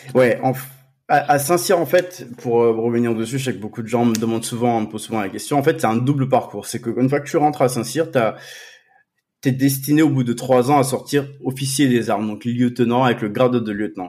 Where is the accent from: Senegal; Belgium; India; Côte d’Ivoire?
Côte d’Ivoire; now in France; j'ai grandi en Côte d'Ivoire